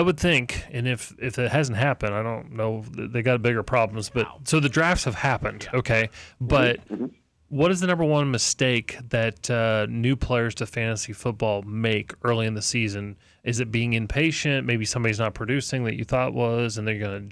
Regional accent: Manhattan, Kansas, United States; moved away; also born or lived in Indiana; we grew up in the Manhattan, Kansas area, so followed Kansas State, but then we moved back to Indiana.

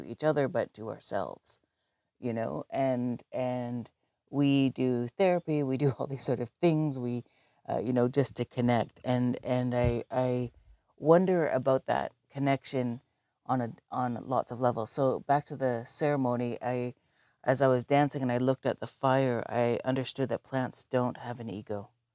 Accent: Southern Ontario, Canada; now in Galiano Island, Canada; I grew up in Southern Ontario.

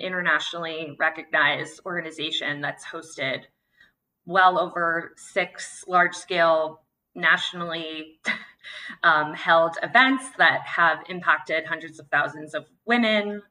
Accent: Santa Cruz, California, United States; moved away; also born or lived in San Francisco / New York; I'm from Santa Cruz, California. and then moved to San Francisco, New York and back

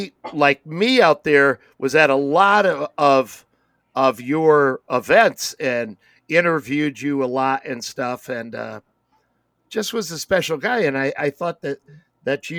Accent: United States; as an American

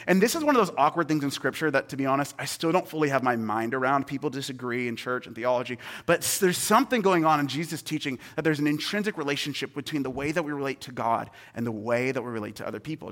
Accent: Seattle, Washington, United States; moved away; I'm from Seattle originally, like, I'm a Seattle boy, born and raised.

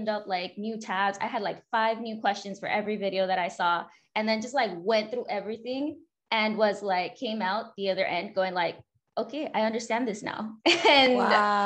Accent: California, United States; born and raised in California

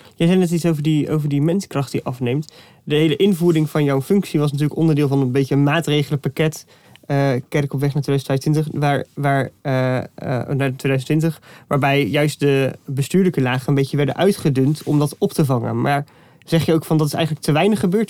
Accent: Veluwe, Gelderland, Netherlands; Want ik ben zelf afkomstig van de Veluwe

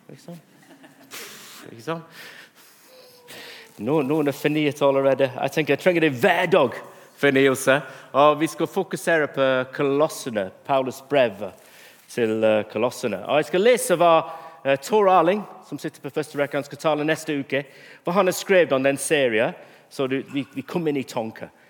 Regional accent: England, United Kingdom; Norwegian is a second language; Men også at jeg er en engelskmann og

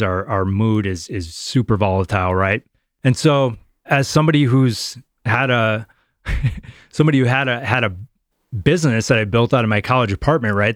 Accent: Wisconsin, United States; moved away as an adult; Growing up in Wisconsin

